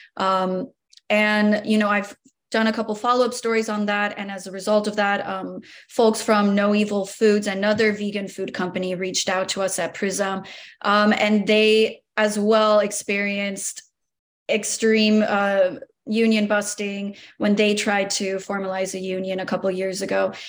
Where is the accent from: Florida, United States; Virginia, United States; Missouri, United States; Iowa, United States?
Florida, United States; Miami; proud Miamian, born and raised